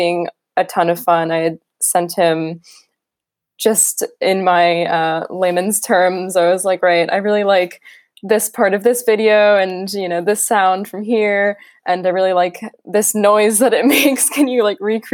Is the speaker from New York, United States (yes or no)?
yes; New York, United States; now in London, United Kingdom; I'm from New York originally